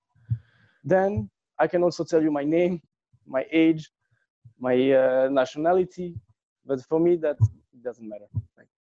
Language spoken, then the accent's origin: English; Tangier, Tanger-Tetouan-Al Hoceima, Morocco; I grew up in Morocco, in Tanger, which is a very small city